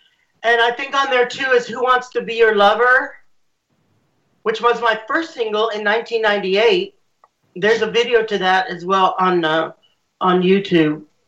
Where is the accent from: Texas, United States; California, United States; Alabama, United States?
Texas, United States; San Antonio; also born or lived in Laredo, Texas; my family originally is from Laredo. And then I went to school in San Antonio and grew up here.